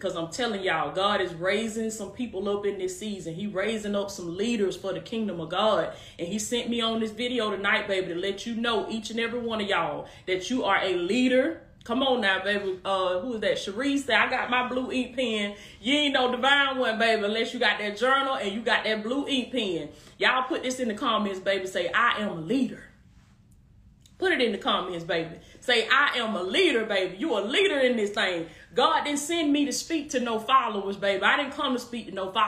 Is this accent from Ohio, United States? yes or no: no; Georgia, United States; Georgia in this thing, my home state